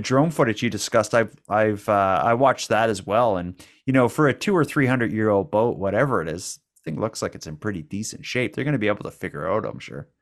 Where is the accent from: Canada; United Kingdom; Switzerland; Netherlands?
Canada; Cape Breton, Nova Scotia; accent: Cape Breton; we're from Cape Breton. We're from a place that has, uh, it's known for having a bit of an accent